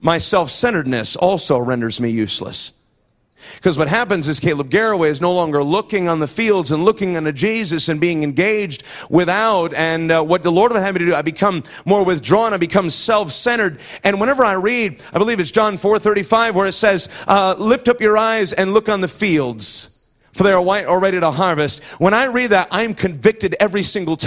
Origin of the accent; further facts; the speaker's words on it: Iowa, United States; moved away; I'm from Iowa